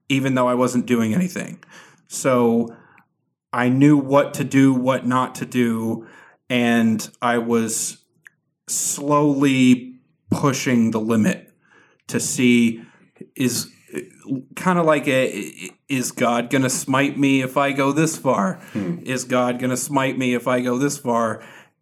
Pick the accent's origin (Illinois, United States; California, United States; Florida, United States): Florida, United States; also born or lived in Venezuela; I grew up in Florida